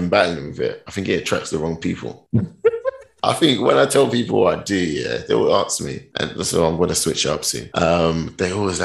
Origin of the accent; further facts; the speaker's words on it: London, United Kingdom; moved away as an adult; also born or lived in Ghana; now in Stuttgart, Germany; London, born from Ghana. I always say that London, born but from Ghana.